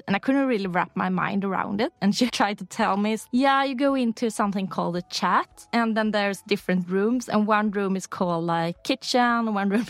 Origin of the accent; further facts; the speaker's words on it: Uddevalla, Västra Götaland, Sweden; English is a second language; also born or lived in Lysekil; now in Stockholm, Sweden; I grew up in Uddevalla. It's a smaller town on the west coast, Bohuslän. But I have my family in town either further out the coastline in Lysekil, where my father's from. So when I go back home nowadays, I go to Lysekil.